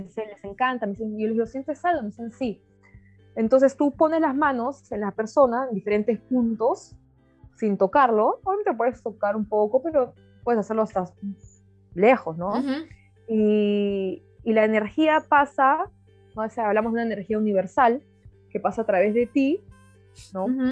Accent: Peru; moved away as an adult; now in South Africa; yo también como ahí peruana, un restaurante yo chambeé duro

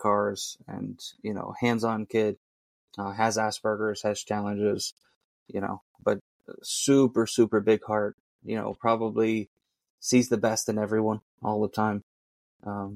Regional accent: southeast of Pittsburgh, Western Pennsylvania, United States; Even though I'm not from Pittsburgh, I'm from southeast of Pittsburgh, out towards the mountains a little bit

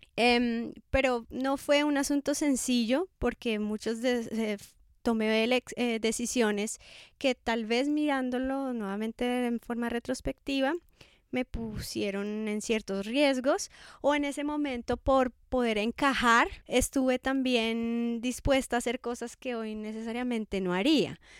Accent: Bogotá, Colombia; moved away as an adult; also born or lived in Scotland; now in Cali, Colombia; soy de Bogotá

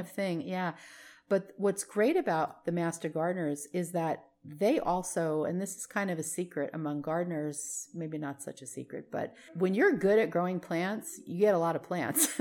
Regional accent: New Jersey, United States; now in Vallejo, United States; I grew up in New Jersey

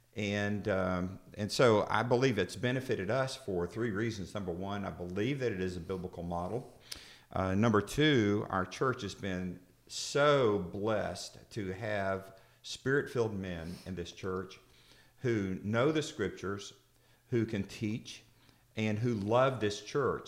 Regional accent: Florida, United States; I'm from Florida.

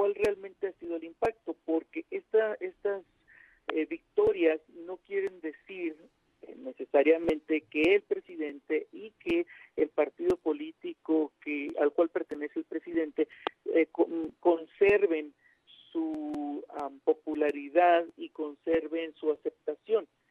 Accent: Mexico; Como decimos los mexicanos

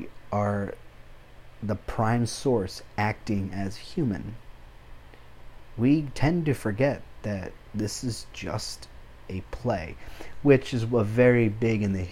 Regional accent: Mexico; moved away; I'm Hispanic. I was born in Mexico

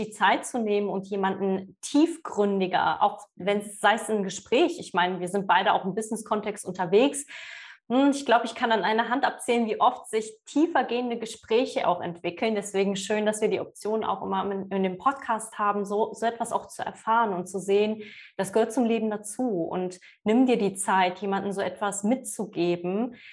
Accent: Poland

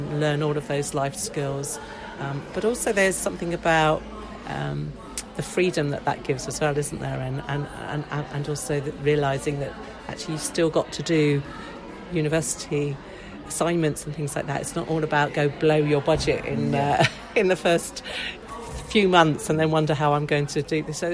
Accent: Hampshire, South East England, United Kingdom; I grew up around in Hampshire

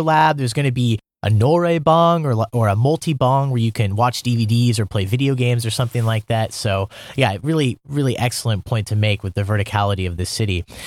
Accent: Iowa, United States; moved away as an adult; now in Seoul, South Korea; I'm from the Midwest. I'm from Iowa, born and raised, you know, small town.

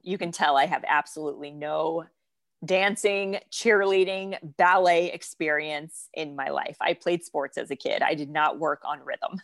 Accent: North Florida, United States; I grew up in Florida, in North Florida

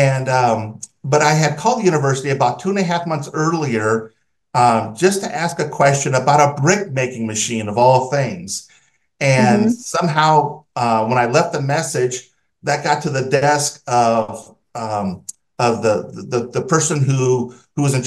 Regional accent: Southern California, United States; I grew up in Southern California in the USA, and my water came out of a tap

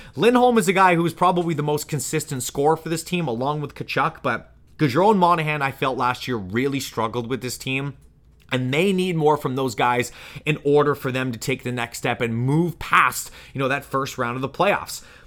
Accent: Canada; being a Canadian

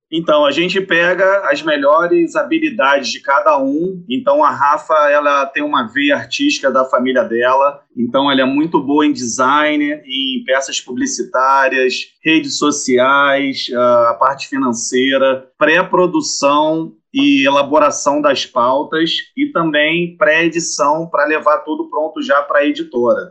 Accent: Rio de Janeiro, Brazil; eu sou carioca

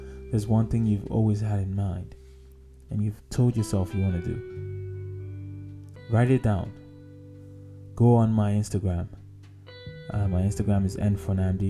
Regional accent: Nigeria; growing up in Nigeria

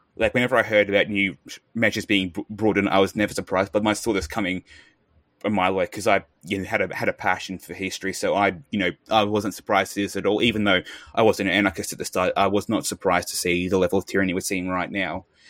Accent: Australia

